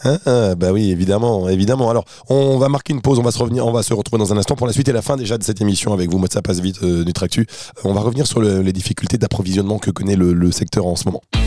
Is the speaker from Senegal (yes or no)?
no; France; en France, hein, on est français, on aime bien le made in France